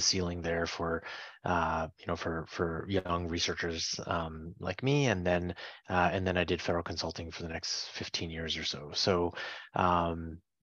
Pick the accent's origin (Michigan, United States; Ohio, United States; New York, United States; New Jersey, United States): New York, United States; Fishkill; moved away as an adult; also born or lived in Pittsburgh, Pennsylvania; now in Washington, D.C., United States; I grew up in the Mid-Hudson Valley area in upstate New York, a few hours north of New York City.